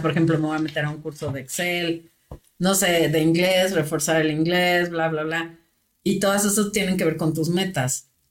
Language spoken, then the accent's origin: Spanish; Mexico; los mexicanos somos muy dados a eso